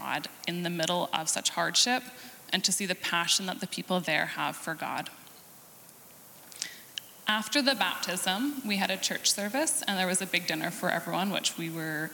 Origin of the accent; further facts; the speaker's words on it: Canada; since we're Canadian